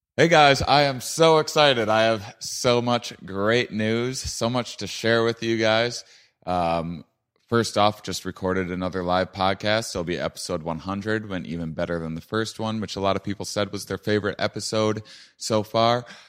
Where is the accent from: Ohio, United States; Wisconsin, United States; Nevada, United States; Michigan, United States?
Wisconsin, United States; La Crosse; my hometown of Lacrosse, Minneapolis